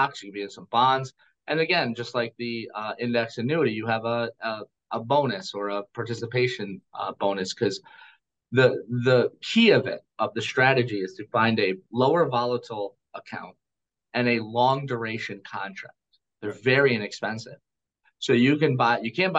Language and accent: English; United States; I am an American